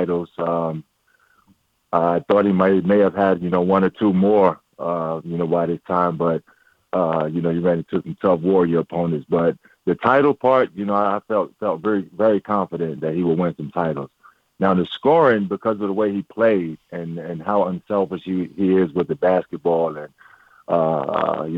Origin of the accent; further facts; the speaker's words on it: Norfolk, Virginia, United States; I'm from Norfolk